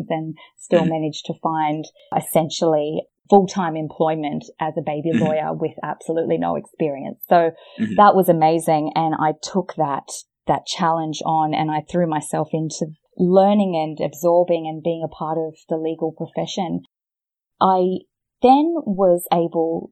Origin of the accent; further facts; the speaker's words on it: Australia; accent: Australian; I started as a private practice lawyer in Australia, as you can probably hear from my accent.